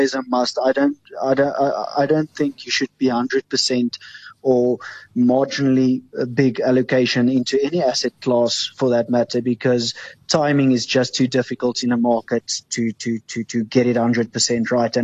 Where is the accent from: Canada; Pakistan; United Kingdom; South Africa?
South Africa; as a South African